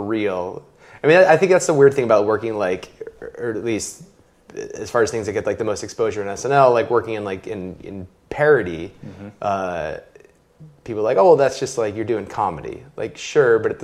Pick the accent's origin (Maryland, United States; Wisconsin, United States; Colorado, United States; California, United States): California, United States; Southern; also born or lived in Boston, Massachusetts; I was born outside of Boston and lived on the East Coast till I was 10, and then moved to Southern California when I was 10, and then grew up